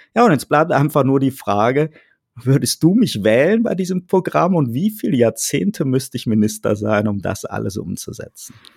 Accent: Rhineland, Germany; now in Baden-Württemberg, Germany; als Rheinländer

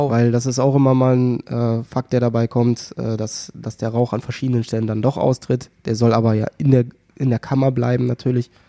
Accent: Northern Germany, Germany; die gab's so ja eh nur hier bei uns im Norden

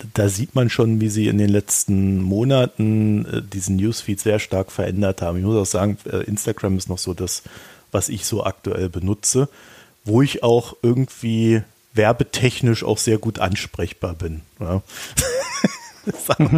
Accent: Germany; ich als Deutscher

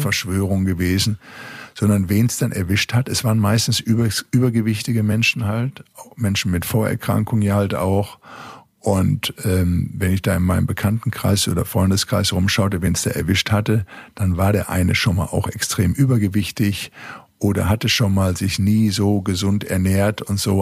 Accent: Recklinghausen, North Rhine-Westphalia, Germany; ich war ganz aus dem Pott, aus dem Ruhrgebiet in Recklinghausen Süd, in der Arbeitersiedlung bin ich groß geworden

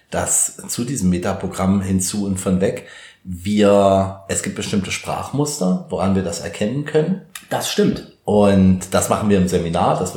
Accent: Germany; ich sage mal, bei uns in Deutschland, in unserem Kulturkreis, sind halt viele von weg motiviert

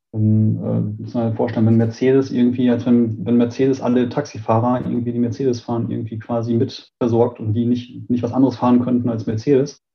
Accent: Münster, North Rhine-Westphalia, Germany; ich bin in Münster geboren

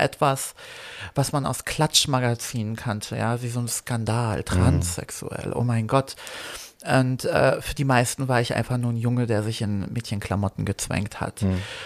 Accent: Berlin, Germany; German is a second language; also born or lived in Poland; ursprünglich geboren in Polen, zugezogen mit äh, vier Jahren nach Berlin

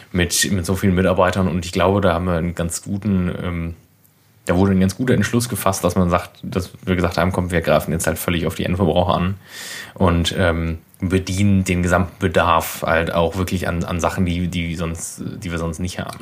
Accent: Berlin, Germany; ich komme aus Berlin eigentlich

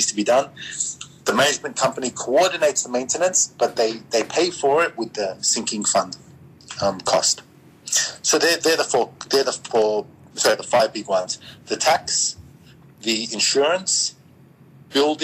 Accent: Australia; I'm Australian

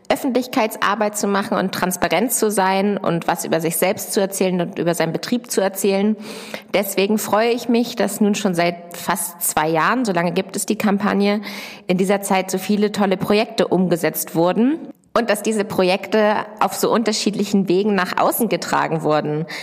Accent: Lower Saxony, Germany; Ich komme von einem Ackerbaubetrieb aus der Nähe von Hannover.

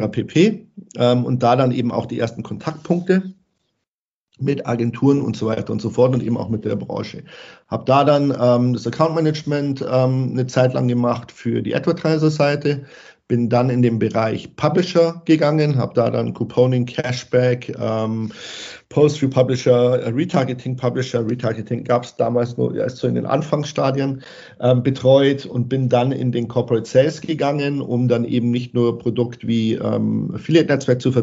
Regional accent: Bavaria, Germany; ansonsten bin ich Bayer durch und durch. Das hört man vielleicht hm. ab und zu in der Sprachfärbung.

